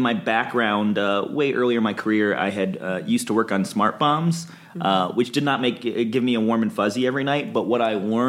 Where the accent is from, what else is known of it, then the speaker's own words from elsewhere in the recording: Midwest, United States; So I came out here from the Midwest. I didn't want to work in Detroit Auto and found some amazing companies, local companies here to work at in aerospace.